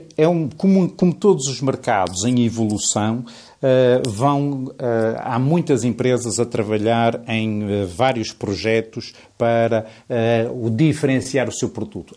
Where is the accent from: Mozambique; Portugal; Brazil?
Portugal; nós somos portugueses